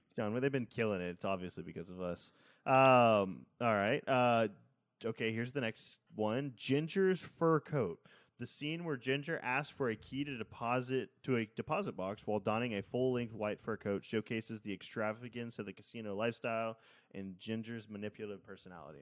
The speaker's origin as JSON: {"language": "English", "town": "Seabrook", "region": "Texas", "country": "United States", "tie": "born or raised there", "said": "I grew up in Seabrook, which is right next to Kima"}